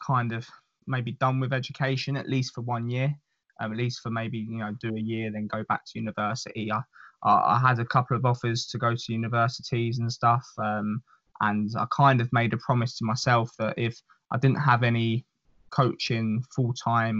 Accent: England, United Kingdom; moved away as an adult; also born or lived in United States; as an English person

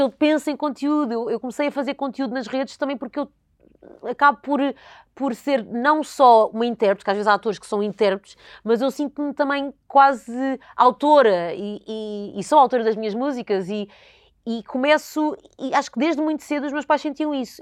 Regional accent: Alenquer, Lisbon, Portugal; eu cresci em Alenquer, numa vila pequena

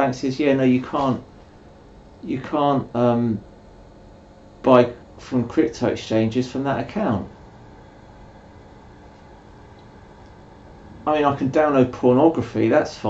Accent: United Kingdom; I'm British

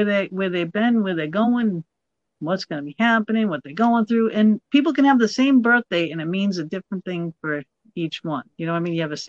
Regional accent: Massachusetts, United States; I'm a masshole. What do you want? I'm from Massachusetts. I have a rough voice.

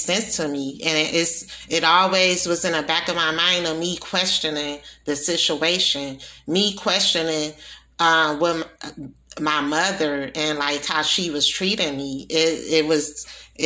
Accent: Milwaukee, Wisconsin, United States; also born or lived in New Orleans, Louisiana; I was born in New Orleans. I was raised in Milwaukee, Wisconsin

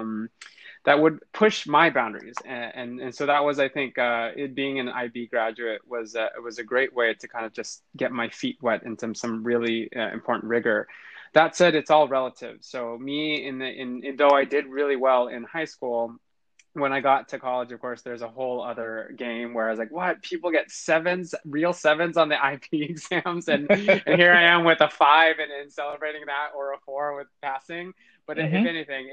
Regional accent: Central California, United States; I lived in an area or in a city in Central California that had a huge agriculture population

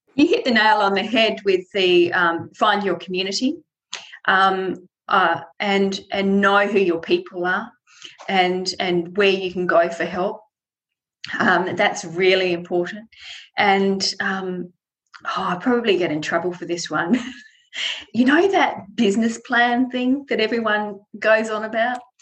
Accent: Tasmania, Australia; I was born in Tasmania, and I've always lived here. I've never lived outside Tasmania

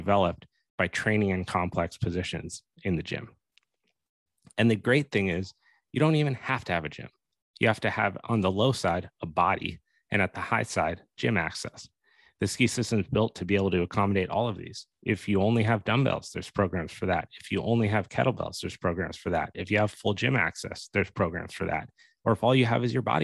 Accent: Steamboat Springs, Colorado, United States; in Colorado, for example, where I grew up in Steamboat

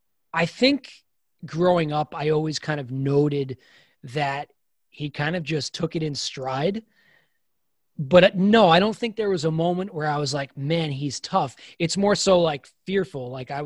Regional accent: New York, United States; grew up a 5'5" athlete, born and raised in New York, barely played college baseball, but I played college baseball.

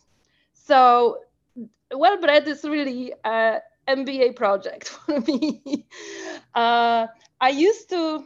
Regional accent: Poland; moved away as an adult; now in United States; I was not born in US. I was born in Poland

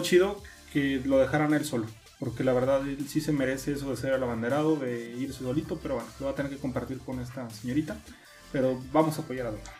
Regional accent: Mexico; yo como fanático mexicano

